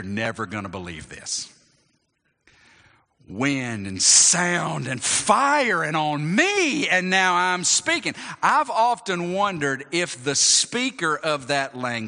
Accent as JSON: {"language": "English", "region": "North Georgia", "country": "United States", "said": "I'm from North Georgia? It's because I hear I've got an accent"}